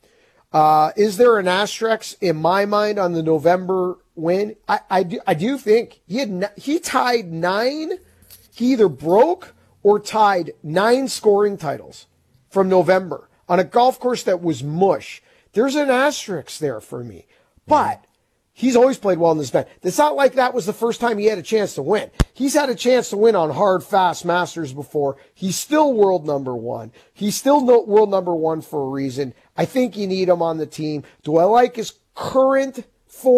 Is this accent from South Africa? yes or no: no; Canada; as Canadian golf fans